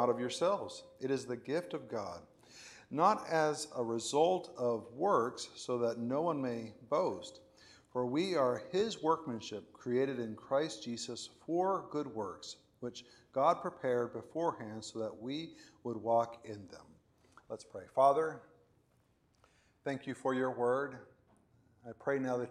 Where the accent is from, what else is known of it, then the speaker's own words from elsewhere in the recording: Venezuela; moved away as an adult; also born or lived in Florida, United States / Spain; now in Houston, United States; I was born in Florida, and I lived in Venezuela, and I lived in Spain, and now I live in Houston. Those are not equal in duration, right? I lived 18 years in Venezuela